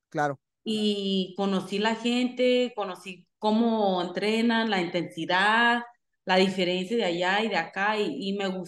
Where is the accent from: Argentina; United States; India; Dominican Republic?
United States; me encanta ser mexicana y aunque aquí yo nací en los Estados Unidos, sí representando los dos países